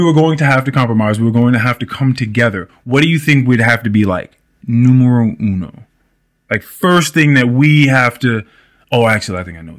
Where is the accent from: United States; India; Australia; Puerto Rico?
India; Now, it could have been I grew up in India.